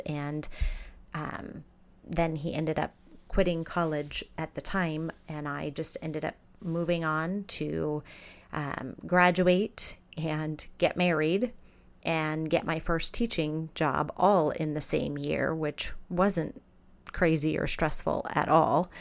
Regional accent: Scottsdale, Arizona, United States; also born or lived in Pittsburgh, Pennsylvania; I was born in Pittsburgh, Pennsylvania, but we moved to Scottsdale, Arizona when I was nine years old. So Arizona is where I grew up

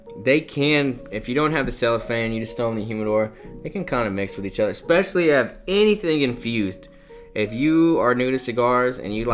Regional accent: South Texas, United States; I'm from South Texas

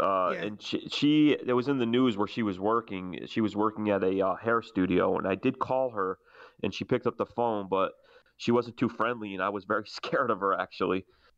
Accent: New Haven, Connecticut, United States; I'm from New Haven

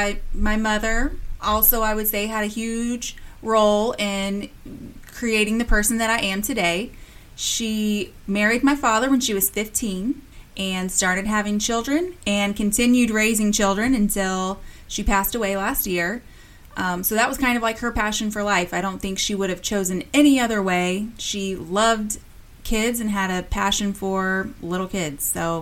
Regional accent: Midwest, United States; Oh, yeah, we grew up in the country. So we actually, so it was in the country

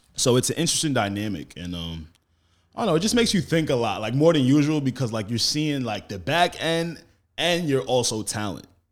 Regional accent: Roosevelt, New York, United States; I was raised on the same block Flavor Flavor was raised.

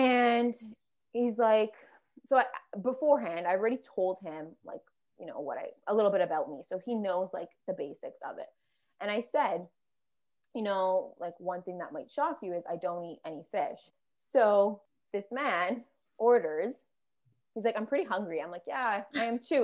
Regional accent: Canada; I'm Canadian

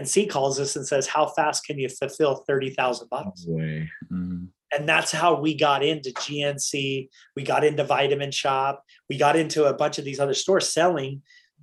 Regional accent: Utah, United States; we're from Utah and there's lots of big game and stuff here

